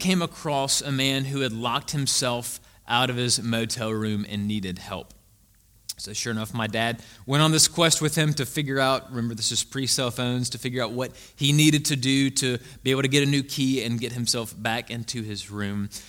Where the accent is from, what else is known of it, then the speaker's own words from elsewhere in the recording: Greenwood, Mississippi, United States; moved away as an adult; also born or lived in Jackson, Mississippi; now in Savannah, United States; Before Jackson, I lived in a very small town in the Mississippi Delta called Greenwood, Mississippi.